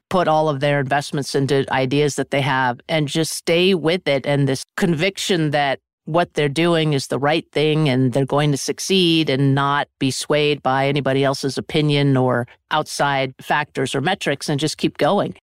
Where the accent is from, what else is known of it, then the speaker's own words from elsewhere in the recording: Sugarbush, Vermont, United States; I grew up in a small ski area called Sugar Bush, Vermont